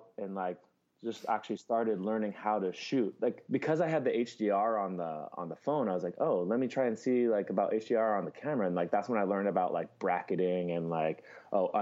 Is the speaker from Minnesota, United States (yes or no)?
no; California, United States; moved away as an adult; now in Hawaii, United States; I'm born and raised in California